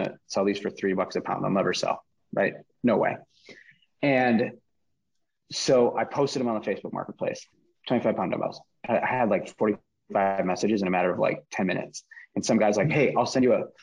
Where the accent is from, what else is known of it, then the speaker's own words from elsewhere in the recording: Minneapolis, Minnesota, United States; Minneapolis, where I am from Minnesota